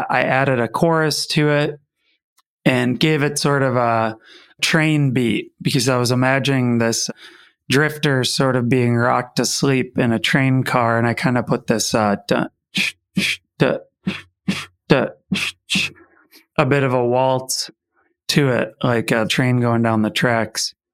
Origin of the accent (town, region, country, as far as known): Wisconsin, United States